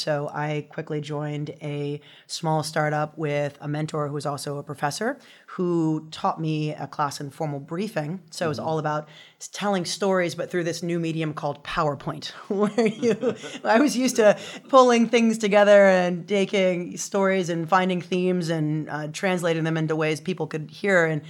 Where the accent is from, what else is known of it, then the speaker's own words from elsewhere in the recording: Louisiana, United States; And so just growing up in Louisiana, which is the moniker is the sportsman's paradise, it's a beautiful place.